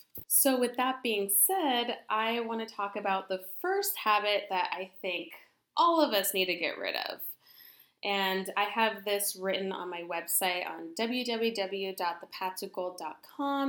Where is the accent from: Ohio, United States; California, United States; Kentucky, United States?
California, United States; I am from California